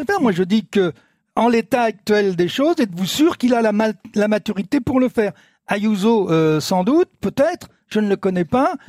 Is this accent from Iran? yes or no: no; France; on est français